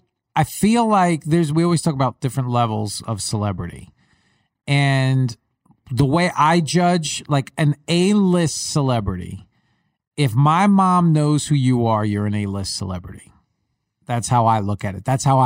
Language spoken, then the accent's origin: English; New York, United States; accent: Long Island; moved away; I spoke like that at one time, but I got out of Long Island early enough to where you only hear my accent certain words.